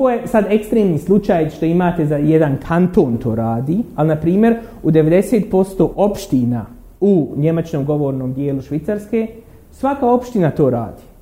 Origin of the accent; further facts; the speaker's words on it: Derventa, Republika Srpska, Bosnia & Herzegovina; ja sam iz Dervente